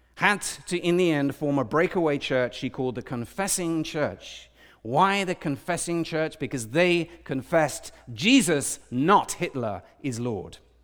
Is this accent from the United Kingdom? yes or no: yes; United Kingdom; I'm British